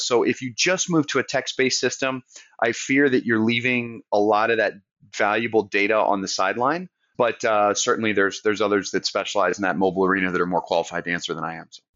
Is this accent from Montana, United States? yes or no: no; Southern Maine, United States; now in Charleston, United States; I grew up in Southern Maine, so I'm a New England transplant